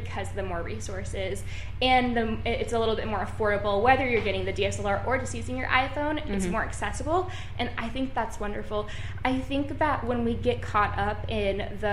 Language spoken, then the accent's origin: English; Seattle, Washington, United States; now in New York, United States; I'm from Seattle and then now I live in New York